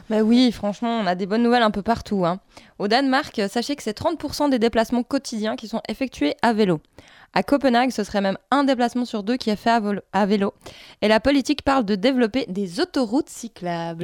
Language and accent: French; Basel, Basel-Stadt, Switzerland; retour chez nous à Bâle, euh, où 16% des déplacements sont faits en vélo, donc Bâle en Suisse